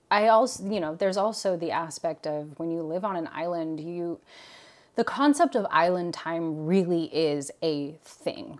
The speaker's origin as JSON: {"language": "English", "town": "Portland", "region": "Oregon", "country": "United States", "tie": "born or raised there", "also_born_or_lived": "Guam", "said": "moved to the Pacific Northwest. And so I really grew up with the, um, the four seasons"}